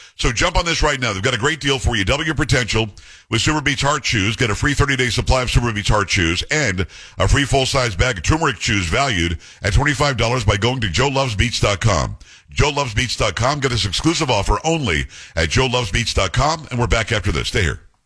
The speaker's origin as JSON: {"language": "English", "region": "South Florida", "country": "United States", "tie": "born or raised there", "said": "I grew up in South Florida"}